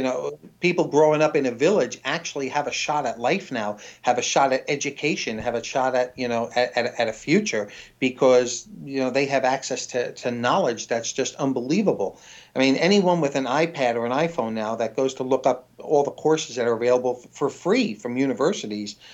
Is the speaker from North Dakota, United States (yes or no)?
no; New York City, New York, United States; also born or lived in Washington; now in London, United Kingdom; originally New York City